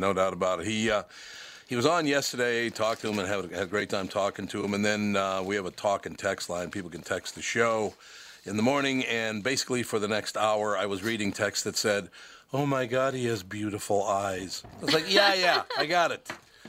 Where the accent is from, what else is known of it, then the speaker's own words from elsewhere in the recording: Minneapolis, Minnesota, United States; Look, I grew up in Minneapolis, and I became a football fan at 9 years old when the Vikings came to be.